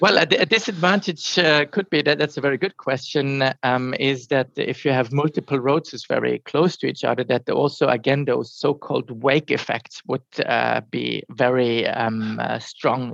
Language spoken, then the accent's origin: English; surroundings of Munich, Bavaria, Germany; I'm originally from from Germany, from um, the surroundings of Munich, and grew up close to the Alps